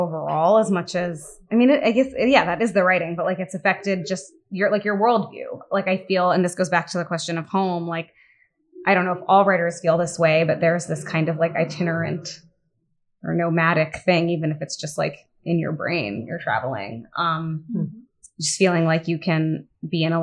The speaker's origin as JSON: {"language": "English", "country": "United States", "also_born_or_lived": "Bombay, India", "said": "as an American"}